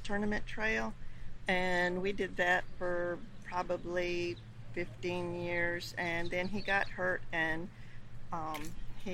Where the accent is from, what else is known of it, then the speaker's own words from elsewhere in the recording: Nokomis, Florida, United States; I was born and raised in Florida